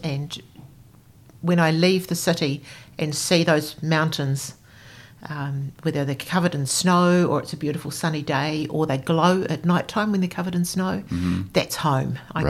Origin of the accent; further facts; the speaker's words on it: Springfield, Canterbury, New Zealand; also born or lived in Darfield, Canterbury / Otira; So mum and dad and I lived in Otira. My baby sister was born and we moved to Springfield, the home of the donut.